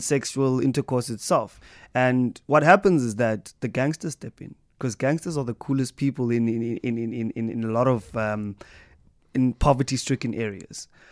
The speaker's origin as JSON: {"language": "English", "town": "East London", "region": "Eastern Cape", "country": "South Africa", "tie": "born or raised there", "said": "East London, my hometown"}